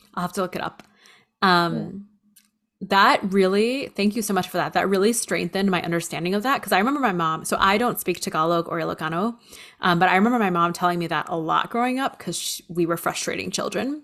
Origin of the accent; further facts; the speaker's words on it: United States; So I grew up. I'm I'm in the United States. So as a Filipino American